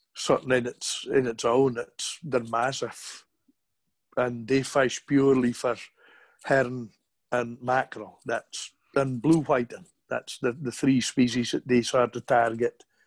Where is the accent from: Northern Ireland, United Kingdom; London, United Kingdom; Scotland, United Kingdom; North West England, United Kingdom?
Scotland, United Kingdom; Hamnavoe; accent: broad Shetland; I was born in 1962 in Hamnavoe, Shetland.